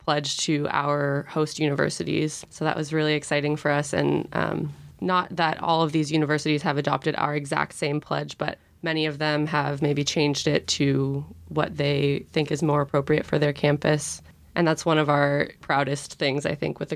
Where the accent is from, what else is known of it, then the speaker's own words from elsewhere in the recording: San Francisco, California, United States; moved away; I am from San Francisco, California